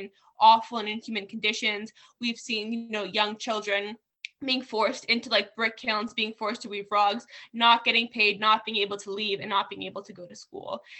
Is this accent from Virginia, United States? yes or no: no; New Jersey, United States; now in California, United States; I was born in New Jersey. I lived there for a while.